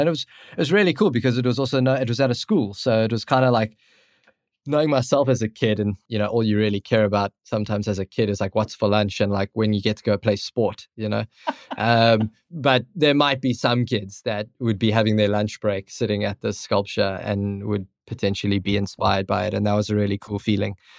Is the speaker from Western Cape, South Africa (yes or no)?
yes; Cape Town, Western Cape, South Africa; I'm from Cape Town, South Africa